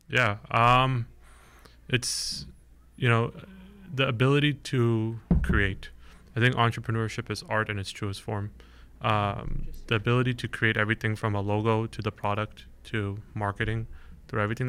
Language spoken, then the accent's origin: English; Bay Area, California, United States; I grew up here in the Bay Area